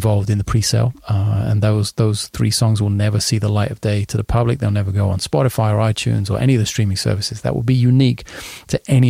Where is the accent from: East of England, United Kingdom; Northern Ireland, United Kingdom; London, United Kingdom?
London, United Kingdom; moved away; I've never been to London, of all places, my hometown